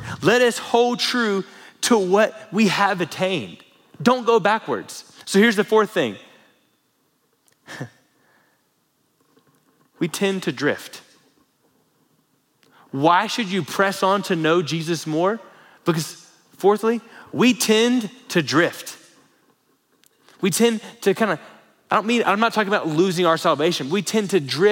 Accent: Florida, United States; now in Lubbock, United States; Growing up in Florida

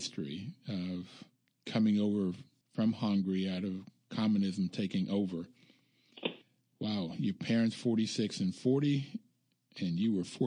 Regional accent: Bluefield, West Virginia, United States; moved away; also born or lived in Cleveland, Ohio; I grew up in Bluefield, West Virginia, small

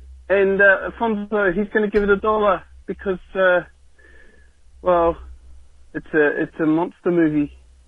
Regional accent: New Zealand; accent: Kiwi; I'm obviously a Kiwi kid, just judging by my accent.

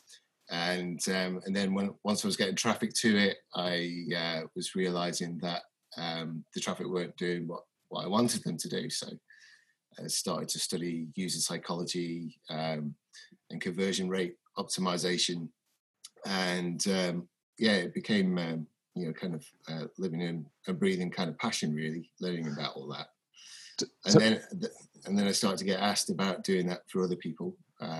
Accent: Onchan, Isle of Man; I grew up in Onchan.

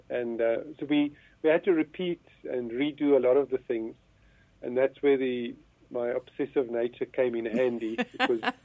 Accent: Johannesburg, Gauteng, South Africa; I was born in Johannesburg, born and bred. I spent uh, nearly all of my life um, in Johannesburg.

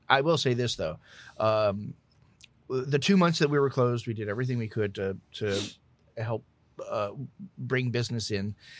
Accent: Southeast Texas / South Louisiana, United States; I grew up in South, in Southeast Texas

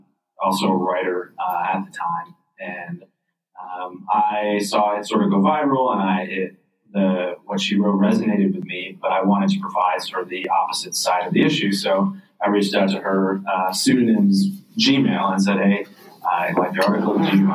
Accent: Red Creek, New York, United States; I grew up in a very rural part of upstate New York, a town called Red Creek. It's in Wayne County.

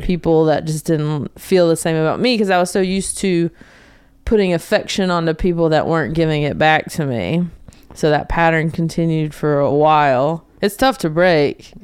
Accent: North Carolina, United States; moved away as an adult; So I grew up in North Carolina, um, a small town outside of Charlotte

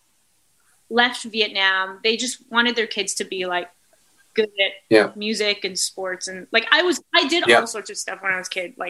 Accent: Chilliwack, British Columbia, Canada; also born or lived in England / Vancouver; I grew up mostly in BC. I usually say I'm from Chilliwack, but I was born in England and lived in Vancouver and lived around BC, but mostly in Chilliwack

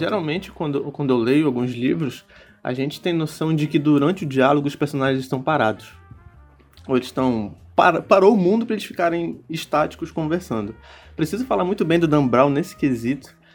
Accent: Brazil; que sou brasileiro

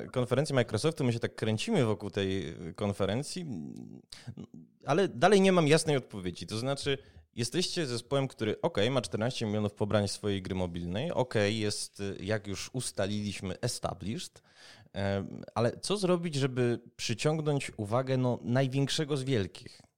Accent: Kraków, Lesser Poland, Poland; jako rodowity Krakus

